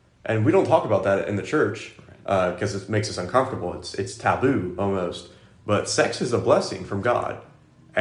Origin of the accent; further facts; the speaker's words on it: United States; I'm American and not Greek